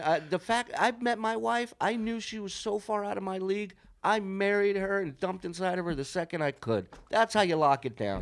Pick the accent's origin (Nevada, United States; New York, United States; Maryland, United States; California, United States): Nevada, United States; Las Vegas; we're from Vegas